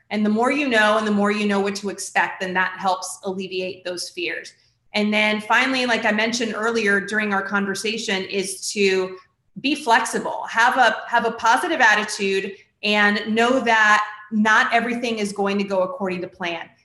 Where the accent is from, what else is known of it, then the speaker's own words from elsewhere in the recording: Florida, United States; is my home state. I've lived here for most of my life